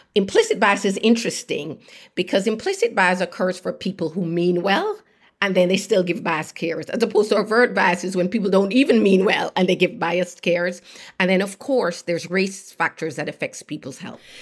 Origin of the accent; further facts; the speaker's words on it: Jamaica; moved away as an adult; I grew up in Jamaica, did very well in school, earned a place, at University of Pennsylvania